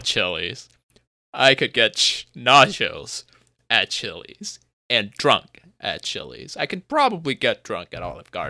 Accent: Vietnam; Technically, I come from Vietnam, but we don't have that shit.

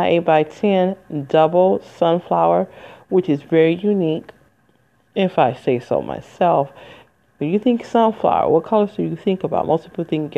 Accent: Michigan, United States; moved away as an adult; it's in Michigan, my home state. I ain't lived in 20 years

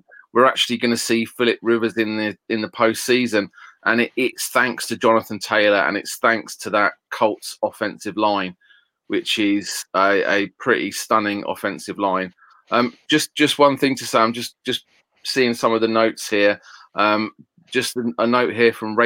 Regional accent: United Kingdom; I'm a Brit

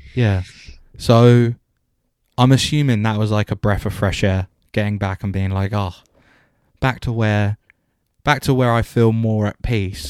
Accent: just outside Southwest London, United Kingdom; moved away as an adult; also born or lived in Southampton; I was raised just outside of Sou-, Southwest London

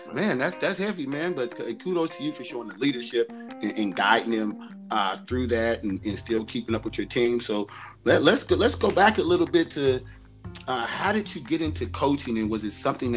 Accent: Los Angeles, California, United States; I'm from South Central. I'm a nice, funny, cool dude.

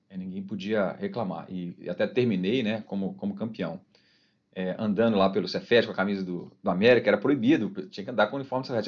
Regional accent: Ouro Branco, Minas Gerais, Brazil; also born or lived in Belo Horizonte; eu sou de BH, é, nasci em BH, fiquei até os 5 anos, aí eu fui para Ouro Branco

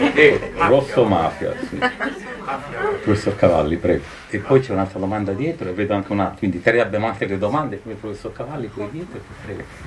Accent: Calabria, Italy; moved away; Da calabrese emigrato

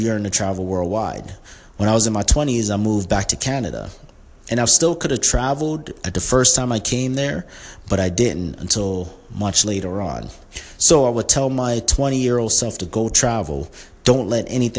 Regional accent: New York City, New York, United States; When I was younger and growing up in Brooklyn

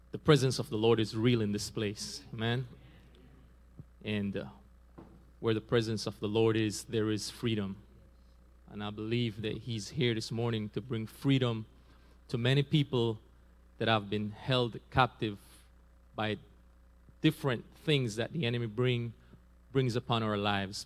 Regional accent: Belize; also born or lived in San Pedro; I'm from Belize. I was born in Belize

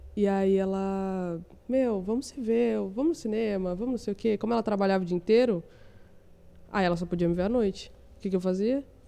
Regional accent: São José dos Campos, São Paulo, Brazil; eu nasci em São José dos Campos, aí eu trabalhava no hotel

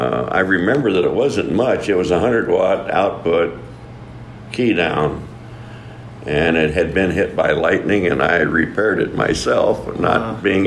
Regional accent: Colorado, United States; moved away as an adult; now in Hot Springs, Arkansas, United States; anyway, I am from Colorado, been here in Arkansas 25 years now

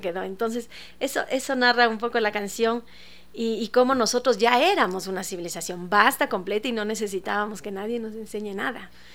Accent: Ecuador; como ecuatorianos

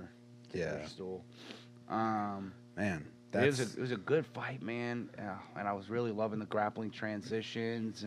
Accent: Mississippi, United States; I'm from Mississippi. I got a little bit of that Mississippi pride in me.

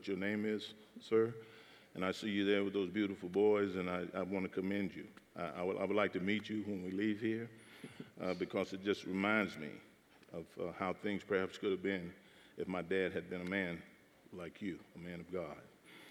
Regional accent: Jackson, Mississippi, United States; Growing up in Mississippi, I was born and raised there in Jackson, Mississippi

